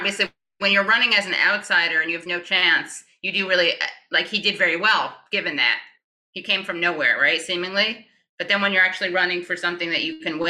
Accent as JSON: {"language": "English", "region": "New York", "country": "United States", "said": "as a New Yorker"}